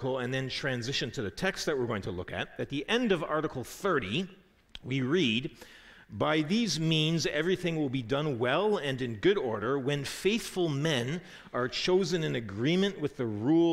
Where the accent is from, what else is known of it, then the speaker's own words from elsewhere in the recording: Canada; as a Canadian growing up in Canada